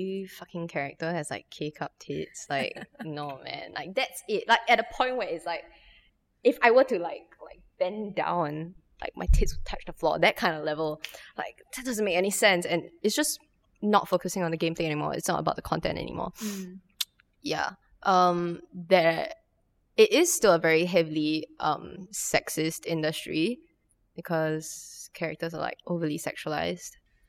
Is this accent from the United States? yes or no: no; Singapore; as like a Singaporean Chinese person.